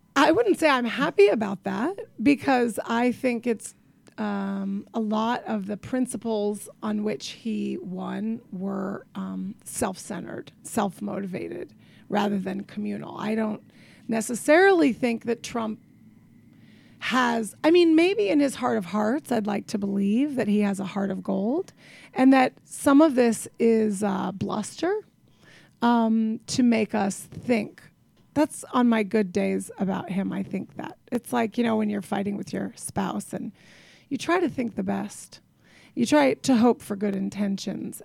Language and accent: English; Tucson, Arizona, United States; now in Brooklyn, United States; I grew up in Tucson, Arizona, which is, by the way, the end of the earth